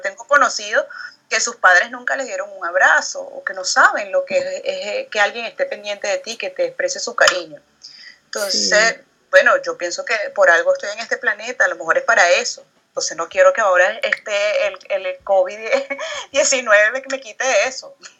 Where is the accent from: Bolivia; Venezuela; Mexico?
Venezuela; now in France; yo soy venezolana y vivo en Francia